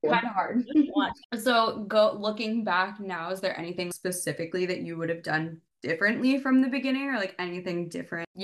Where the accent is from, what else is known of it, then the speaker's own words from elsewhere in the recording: New York, United States; moved away; I'm originally from New York